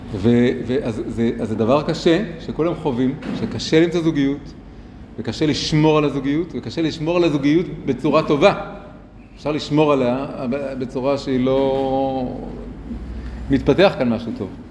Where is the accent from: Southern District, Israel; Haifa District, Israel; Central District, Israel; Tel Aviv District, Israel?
Tel Aviv District, Israel; Tel Aviv; moved away as an adult; also born or lived in Jerusalem; גדלתי פה ממש, אה, מרחק קרוב מאוד, ליד כיכר התרים, ברחוב הירקון, ואחרי זה ב- עוד מקומות באזור